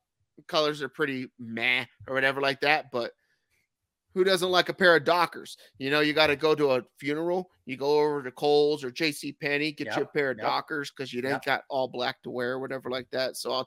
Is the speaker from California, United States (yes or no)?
yes; California, United States; I'm from California too.